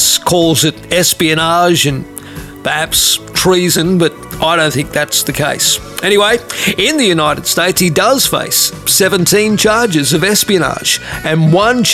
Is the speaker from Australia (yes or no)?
yes; Australia; as an Australian